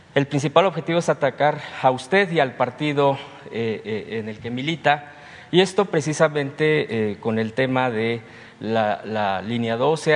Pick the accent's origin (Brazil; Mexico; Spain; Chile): Mexico; Mexico City; soy de Tláhuac